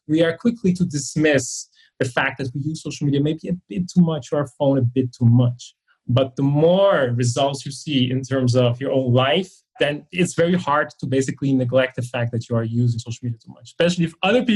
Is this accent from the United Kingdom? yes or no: no; Netherlands; moved away as an adult; now in Dublin, Ireland; Normally, it's in Dublin, but I'm here now for 5 months because I am from the Netherlands